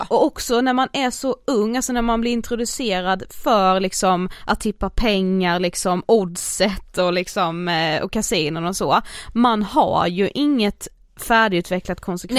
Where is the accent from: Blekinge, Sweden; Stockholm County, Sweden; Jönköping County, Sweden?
Blekinge, Sweden; Karlshamn; vi kommer ju från Karlshamn